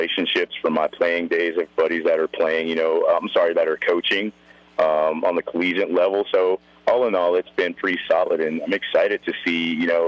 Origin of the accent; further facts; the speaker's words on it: the South, United States; now in Rapid City, United States; growing up in the South